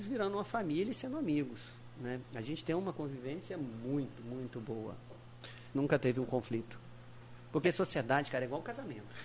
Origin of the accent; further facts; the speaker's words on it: Rio de Janeiro, Brazil; moved away as an adult; now in Tocantins, Brazil; eu sou natural do Rio de Janeiro, né? Fiz toda a minha formação no Rio, né? E e desde muito moleque e tal, lá no Rio.